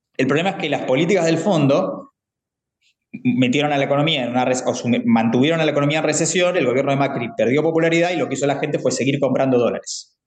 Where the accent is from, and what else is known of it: Argentina